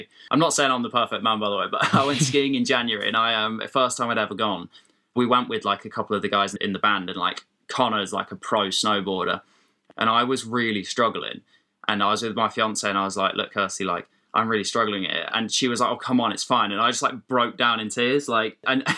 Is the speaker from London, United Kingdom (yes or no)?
no; Dorset, South West England, United Kingdom; where I grew up in Dorset